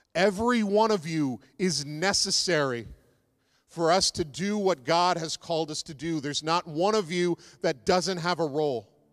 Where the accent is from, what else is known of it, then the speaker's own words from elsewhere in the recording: East Coast, United States; one I grew up with on the East Coast